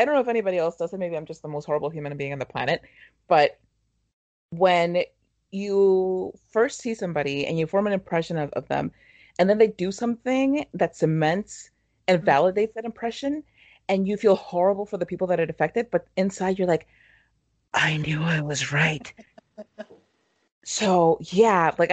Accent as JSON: {"language": "English", "country": "Mexico", "tie": "born or raised there", "said": "growing up in Mexico watching telenovelas"}